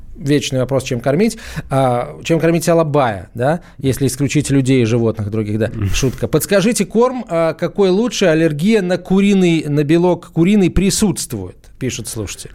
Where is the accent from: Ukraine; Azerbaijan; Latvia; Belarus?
Azerbaijan; moved away; я сам родился в Закавказье, в Азербайджане